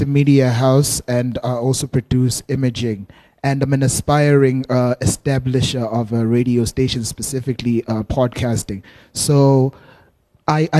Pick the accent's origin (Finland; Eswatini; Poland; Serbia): Eswatini; now in South Africa; I'm from Swaziland